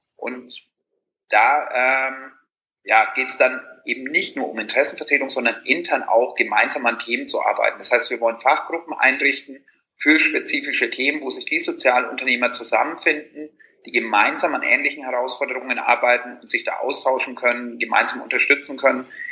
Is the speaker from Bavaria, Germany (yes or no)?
yes; Franconia, Bavaria, Germany; moved away; wenn ich in meine Heimat äh, fahre nach Franken